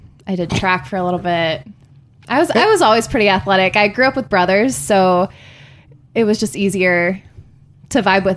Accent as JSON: {"language": "English", "town": "Berea", "region": "Ohio", "country": "United States", "tie": "born or raised there", "also_born_or_lived": "Cleveland, Ohio", "moved": "yes", "said": "I grew up, so originally I'm from Berea, Ohio. So that's like kind of outside of the city"}